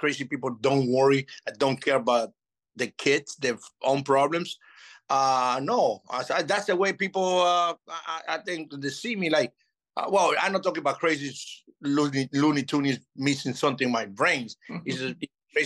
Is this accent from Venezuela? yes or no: yes; Venezuela; English is a second language; moved away as an adult; also born or lived in Chicago / Florida / Nevada / Texas; I'm from Venezuela